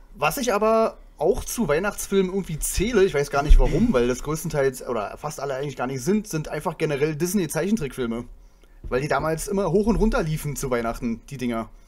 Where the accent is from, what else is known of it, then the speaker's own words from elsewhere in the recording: a small town in Brandenburg, Germany; moved away; ich komme ja nicht aus Berlin, ich komme ja aus einem kleinen Städtchen in Brandenburg